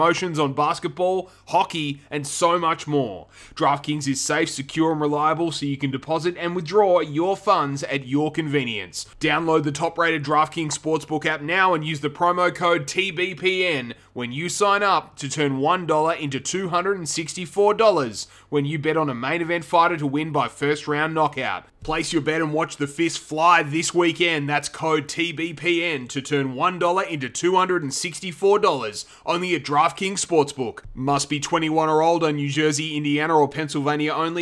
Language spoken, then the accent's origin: English; Australia; as three Australian guys